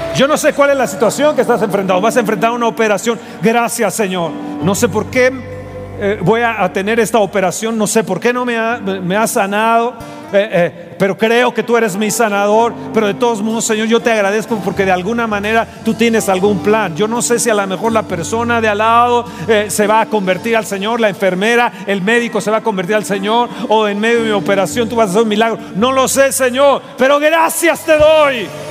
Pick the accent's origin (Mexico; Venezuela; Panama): Mexico; soy de México, soy de México